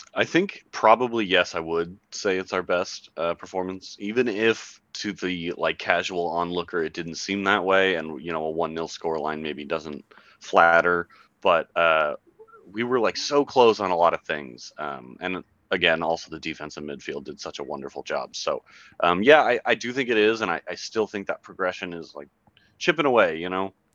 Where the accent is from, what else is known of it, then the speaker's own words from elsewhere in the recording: Bay Area, California, United States; growing up in the Bay Area